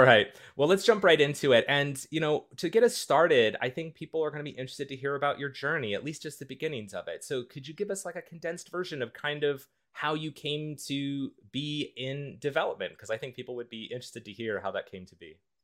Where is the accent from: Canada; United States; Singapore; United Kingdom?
United States; Midwest; I'm from the Midwest, the United States